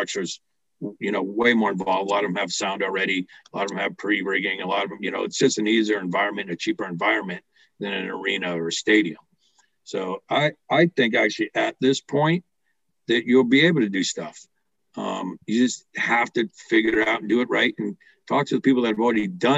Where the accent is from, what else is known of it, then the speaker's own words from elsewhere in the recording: United States; I'm still an American